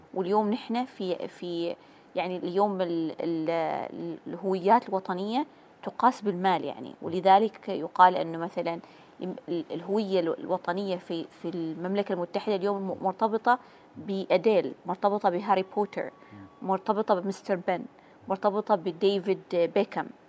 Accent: Oman; نحن كعمانيين

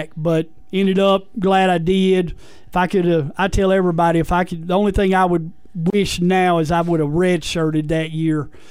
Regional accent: Mineola, Texas, United States; moved away as an adult; also born or lived in Magnolia, Arkansas / Nashville, Arkansas; I grew up in Mineola, Texas.

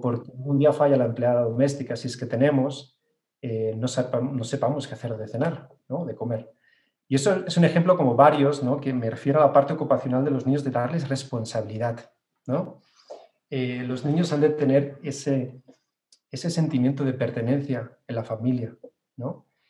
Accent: Barcelona, Catalonia, Spain; now in Mexico City, Mexico; Yo nací en Barcelona, en, España

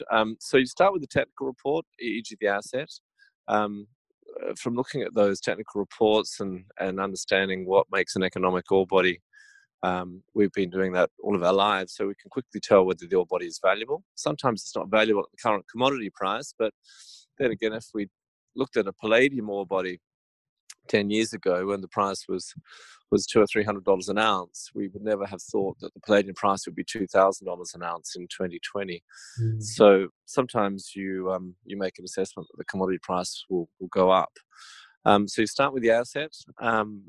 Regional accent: Australia; it probably is a bit of Aussie prejudice

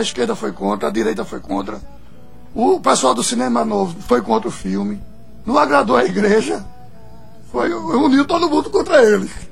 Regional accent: Pernambuco, Brazil; eu sou pernambucano

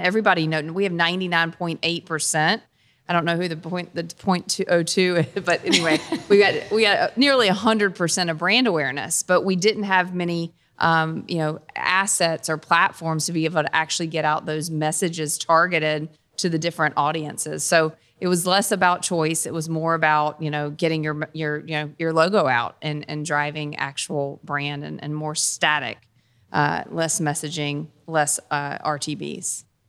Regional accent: Dunn, North Carolina, United States; also born or lived in Kentucky / Cincinnati; I'm from Dunn, North Carolina. So a North Carolina native

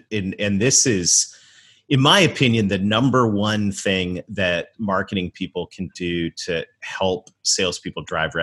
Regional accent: Canada; I was raised in Canada

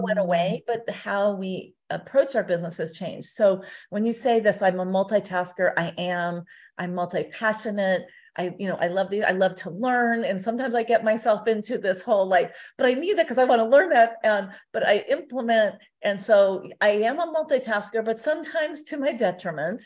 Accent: Southern California, United States; moved away as an adult; now in Las Vegas, United States; I'm from Southern California originally

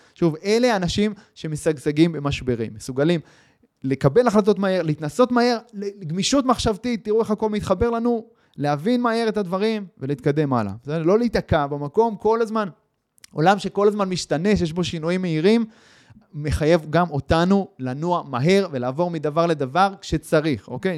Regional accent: Israel

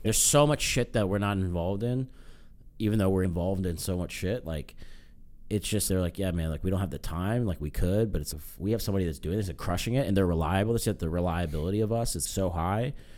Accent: United States; I'm American.

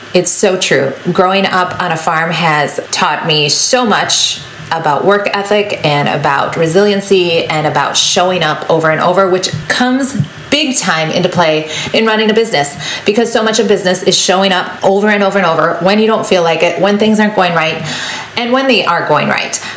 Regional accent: Wisconsin, United States; I grew up on a dairy farm. And yes, I am from Wisconsin

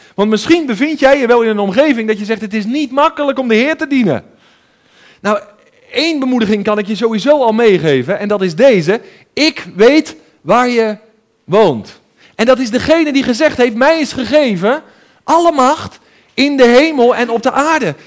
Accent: 's-Gravenzande, South Holland, Netherlands; ik ben opgegroeid in Schravenzand in het Westland, eh, een beetje tussen Den Haag en Hoek van Holland

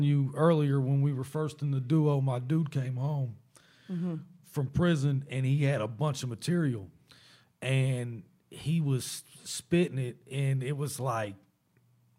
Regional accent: Knapp, Indiana, United States; also born or lived in Rockford, Illinois / Fort Worth, Texas; I'm from Knapp originally

